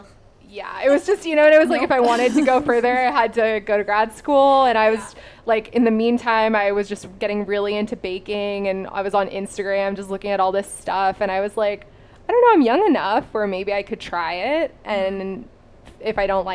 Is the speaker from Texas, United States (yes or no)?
no; Long Beach, California, United States; I'm from Long Beach. So, mm-hmm. I grew up in Long Beach.